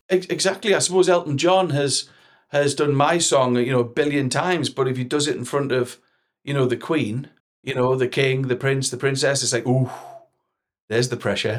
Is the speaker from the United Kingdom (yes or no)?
yes; Newcastle upon Tyne, North East England, United Kingdom; accent: Geordie; my Geordie text and type thing